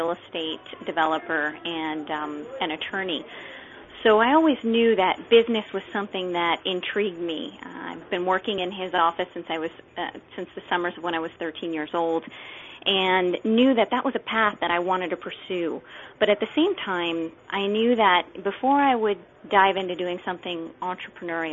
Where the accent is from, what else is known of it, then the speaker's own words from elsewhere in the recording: Southern California, United States; I grew up in Southern California